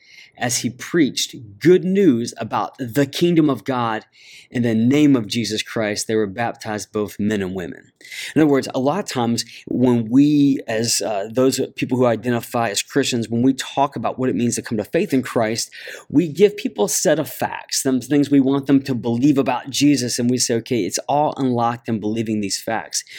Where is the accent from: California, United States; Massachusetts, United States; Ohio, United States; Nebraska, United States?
Ohio, United States; I grew up in Ohio